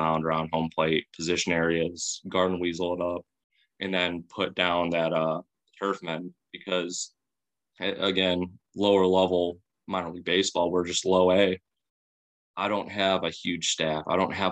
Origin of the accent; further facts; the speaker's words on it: Chicago, Illinois, United States; I'm from Chicago